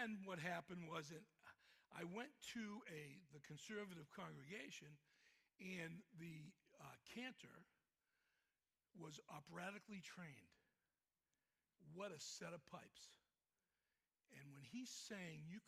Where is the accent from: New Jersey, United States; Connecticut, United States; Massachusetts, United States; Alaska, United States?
Massachusetts, United States; Boston; accent: Boston; moved away; my Boston accent